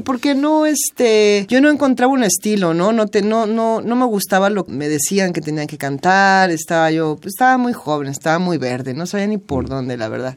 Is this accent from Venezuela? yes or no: no; Mexico; moved away as an adult; also born or lived in Los Angeles / Spain; la misma nostalgia de mi tierra